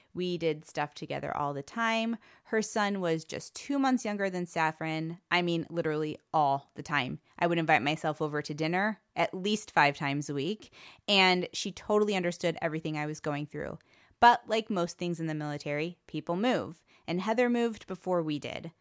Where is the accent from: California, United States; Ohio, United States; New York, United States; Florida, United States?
Ohio, United States; Cleveland; moved away as an adult; also born or lived in Tucson, Arizona; I was born in Cleveland, Ohio, and I lived there for my whole childhood